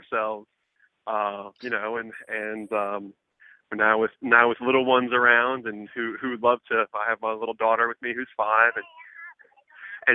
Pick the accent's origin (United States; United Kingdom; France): United States; Birmingham, Alabama; now in New York City, United States; I grew up in the South as well. And, you know, in Birmingham, Alabama, I mean, we lived by our farmers